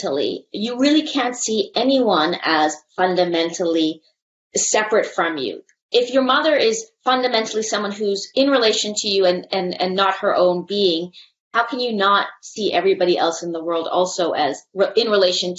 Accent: Canada; I see myself as a Canadian person.

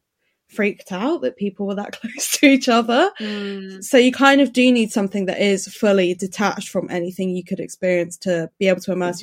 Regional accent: Brighton, South East England, United Kingdom; I grew up in Brighton.

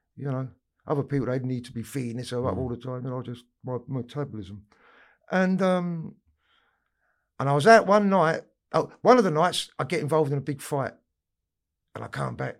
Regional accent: London, United Kingdom; I grew up in Camden Town

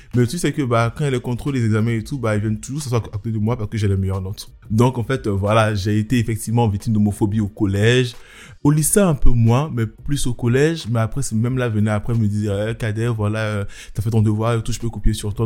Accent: Abidjan, Côte d’Ivoire; also born or lived in Nantes, France; now in Paris, France; j'ai grandi en, en Côte d'Ivoire, à Abidjan

